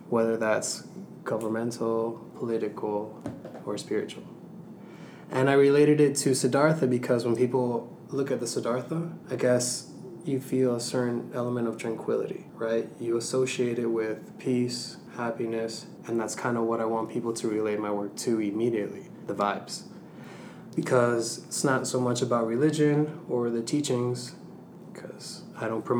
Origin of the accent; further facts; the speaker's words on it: Venezuela; moved away; my home country, Venezuela